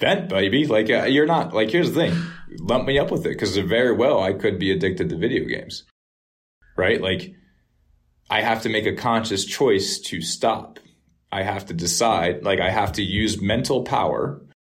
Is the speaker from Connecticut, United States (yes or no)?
yes; Norwalk, Connecticut, United States; Norwalk River, where I grew up in Norwalk